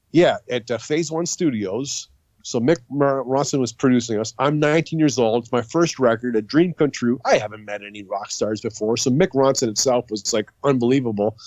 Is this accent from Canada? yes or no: yes; St. Catharines, Ontario, Canada; also born or lived in Sault Ste. Marie, Ontario / Niagara Falls, Ontario; I was born in Sault Ste. Marie, very close to where you were born, mm-hmm. but I grew up in Niagara Falls and St. Catharines